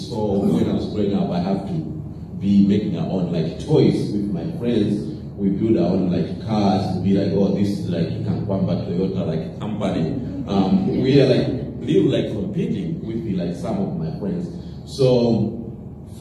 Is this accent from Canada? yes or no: no; Malawi; Growing up in Malawi, I grew up in a very like small village.